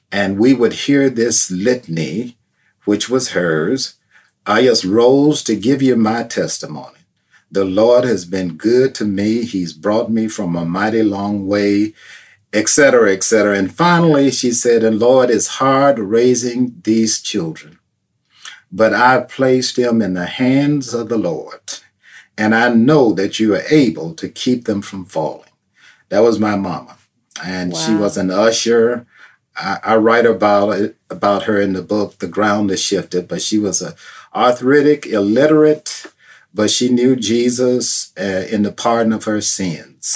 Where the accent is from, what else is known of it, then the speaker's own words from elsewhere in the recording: Chicago, Illinois, United States; also born or lived in Vaiden, Mississippi; I grew up on the south side